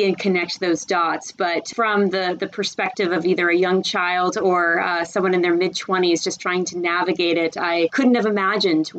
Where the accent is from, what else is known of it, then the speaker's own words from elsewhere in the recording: Charleston, South Carolina, United States; moved away as an adult; now in Atlanta, United States; We ultimately landed in Charleston, South Carolina, and I spent most of my childhood there